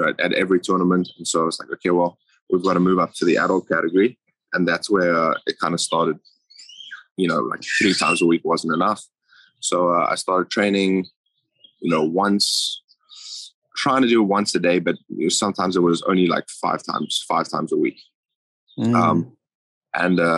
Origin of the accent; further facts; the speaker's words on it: Johannesburg, Gauteng, South Africa; moved away; I'm from Johannesburg, yeah. From a suburb called Krugersdorp. Pretty small place, but never really moved around much.